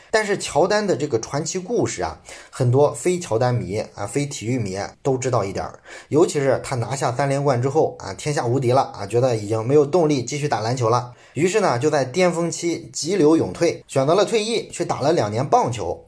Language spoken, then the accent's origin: Chinese; China; 我们中国人比较熟悉的上海迪士尼